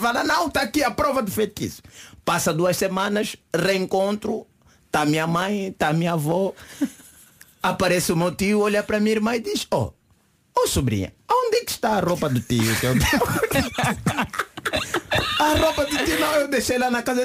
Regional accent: Angola; now in Portugal; eu sou angolano e nossas mães não, não nos deixam brincar com essas coisas.

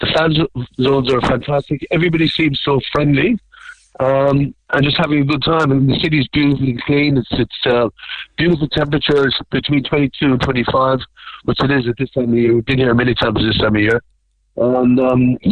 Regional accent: Youghal, Munster, Ireland; I'm from the best town in Ireland. I'm from York

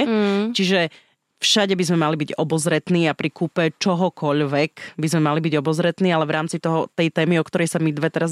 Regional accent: eastern Slovakia, Slovakia; ja tiež som vyrastala v dome eh, na východnom Slovensku v takej dedinke

